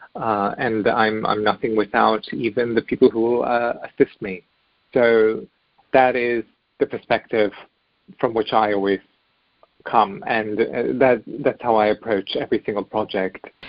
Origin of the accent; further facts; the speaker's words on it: Germany; moved away; also born or lived in Bosnia; we eventually had made our way to Germany where I grew up